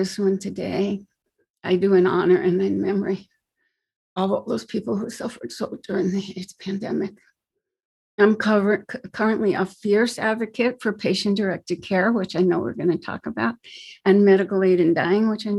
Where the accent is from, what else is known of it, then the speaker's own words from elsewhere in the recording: New York, United States; also born or lived in New Jersey / Manhattan, New York; now in California, United States; So I'm from New York. I'm a New Yorker. I was born in Brooklyn, and my father's family lived in New York. My mother's family lived in New Jersey. Eventually, we moved to Jersey.